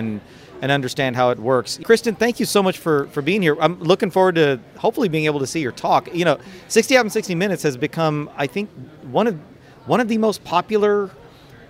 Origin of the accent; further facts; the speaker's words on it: Dallas, Texas, United States; in my hometown of Dallas, Texas